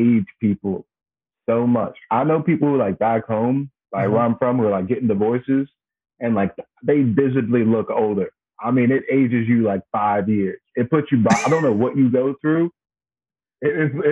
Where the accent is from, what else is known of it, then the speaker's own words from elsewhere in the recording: Blacksburg, Virginia, United States; moved away; Originally, this place called Blacksburg, Virginia.